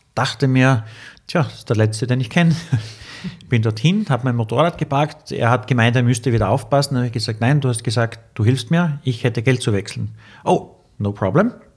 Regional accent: Austria; I'm from Austria

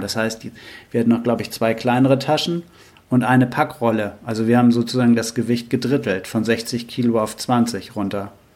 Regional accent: Germany; als Deutsche

